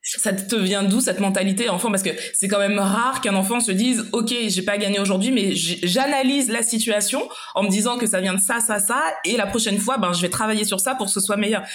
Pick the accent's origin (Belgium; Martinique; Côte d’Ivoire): Martinique; qui suis euh, aussi originaire de la Martinique